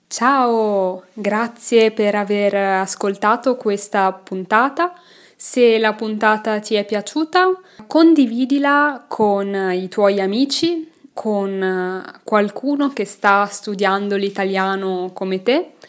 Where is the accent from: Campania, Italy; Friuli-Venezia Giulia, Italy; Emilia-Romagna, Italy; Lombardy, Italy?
Lombardy, Italy; Milan; moved away as an adult; now in Belgium; sono italiana, che sono nata a Milano, ma non ti ho ancora detto che non vivo in Italia, ora. Non vivo in Italia, vivo in Belgio.